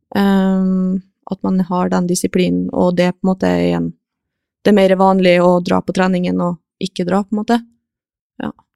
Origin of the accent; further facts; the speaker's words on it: Kristiansund, Møre og Romsdal, Norway; moved away; jeg begynte vel høsten 2016, tror jeg, hjemme i Kristiansund